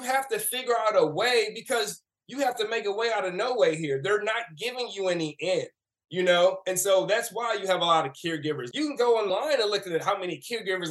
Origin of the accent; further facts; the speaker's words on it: St. Louis, Missouri, United States; I grew up in St. Louis, Missouri